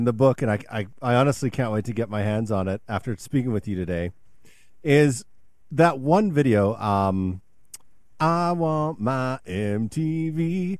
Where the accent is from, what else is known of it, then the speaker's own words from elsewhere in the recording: Canada; now in United States; I grew up in Canada. I now live in the United States